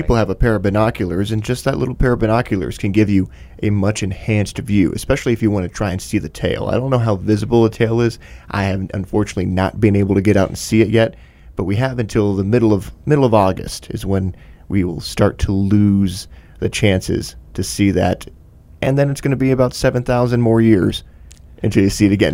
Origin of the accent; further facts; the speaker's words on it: Michigan, United States; growing up in Michigan